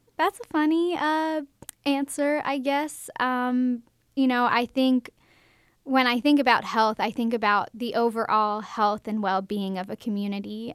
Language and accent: English; Baltimore, Maryland, United States; moved away as an adult; now in Macon, United States; I'm from Baltimore, Maryland